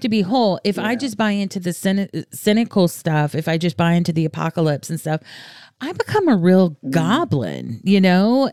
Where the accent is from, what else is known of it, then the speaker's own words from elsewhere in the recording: the South, United States; moved away; I'm from the South originally